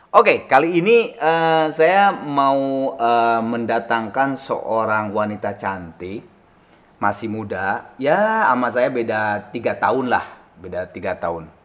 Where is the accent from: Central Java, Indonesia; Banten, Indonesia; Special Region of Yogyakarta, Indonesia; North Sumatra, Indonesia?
North Sumatra, Indonesia; Medan; also born or lived in Haarlem, Netherlands; now in Jakarta, Indonesia; lahir itu di Harlem New York. Gede di tanah Karo Medan, berkarir di Jakarta.